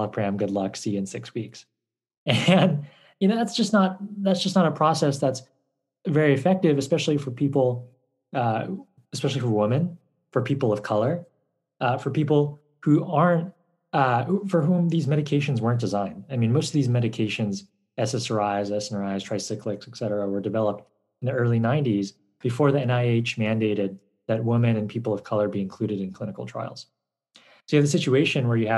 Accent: Nashville, Tennessee, United States; moved away as an adult; also born or lived in Stanford, California; I grew up in Nashville

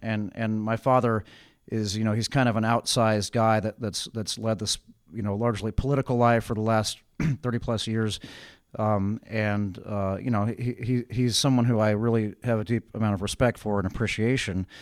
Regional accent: Richmond, California, United States; also born or lived in Berkeley; I was born in Berkeley, but I grew up in Richmond.

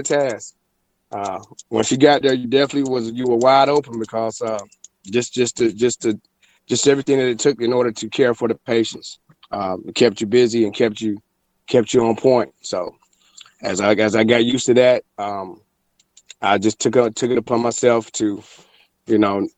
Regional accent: Fayetteville, North Carolina, United States; also born or lived in Charlotte, North Carolina / Asheville, North Carolina; I was born and raised in Fayetteville, North Carolina

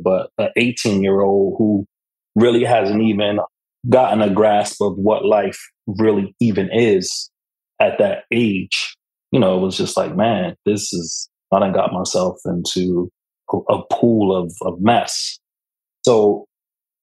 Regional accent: Camden, New Jersey, United States; I am from Camden, New Jersey

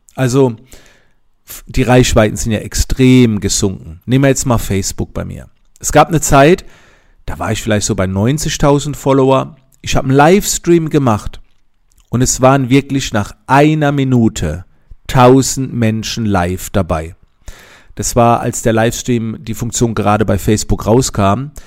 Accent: Germany; wie ich herkomme in Monheim

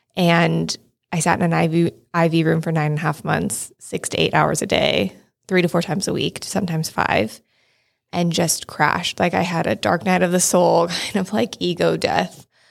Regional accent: Shingle Springs, California, United States; also born or lived in Marin County; I grew up in Shingle Springs, which is like a small town outside of Placerville

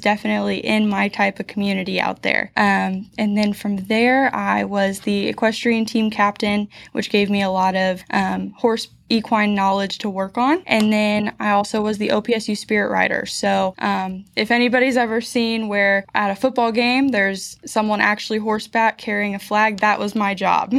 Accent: Quincy, Illinois, United States; also born or lived in Goodwell, Oklahoma; Quincy Senior High in Quincy, Illinois, where I was born and raised all eighteen years

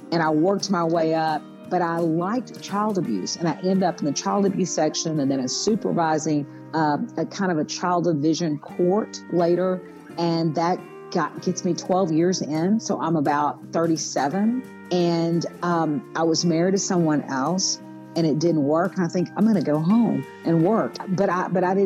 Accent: Kaufman, Texas, United States; I grew up in Kaufman County, Texas

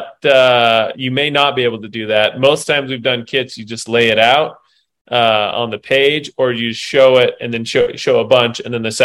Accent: Salt Lake City, Utah, United States; I grew up here in Salt Lake City by the University of Utah, by the hospital

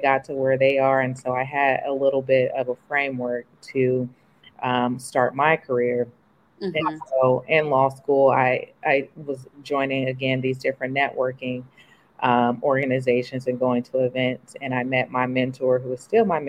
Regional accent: the Bay Area, California, United States; moved away as an adult; also born or lived in New York; I'm from the Bay, so I thought I wanted to move back home to California

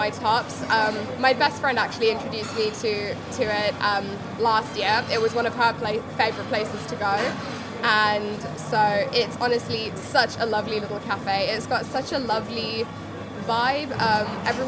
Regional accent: Johannesburg, Gauteng, South Africa; moved away as an adult; now in Durham, United Kingdom; I was born and raised in Johannesburg

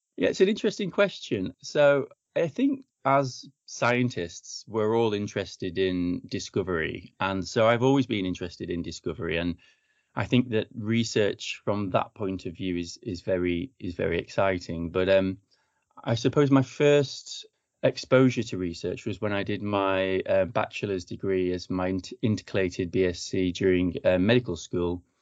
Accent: Chorley, North West England, United Kingdom; moved away as an adult; also born or lived in London / Croydon / Brighton / New Zealand; now in Bath, United Kingdom; originally, I'm from the Northwest. I'm from Chorley, Lancashire

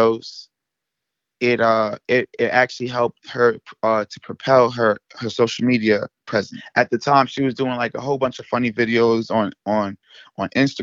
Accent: New York, United States; I'm from New York

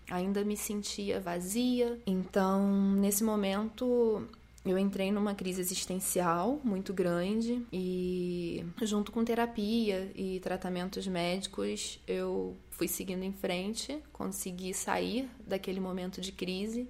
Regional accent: Petrópolis, Rio de Janeiro, Brazil; moved away as an adult; now in Rio de Janeiro, Brazil; saí de Petrópolis, que foi onde eu fui criada, vim para o Rio de Janeiro morar com o meu namorado

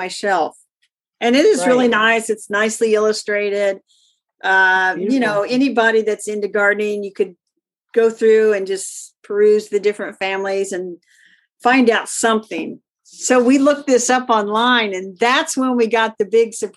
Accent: Indiana, United States; I'm from Indiana

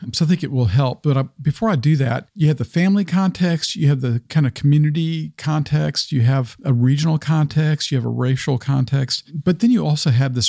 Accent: the South, United States; Like, I grew up in the South primarily. With my dad was military, which even the military context colored my view when I was much younger.

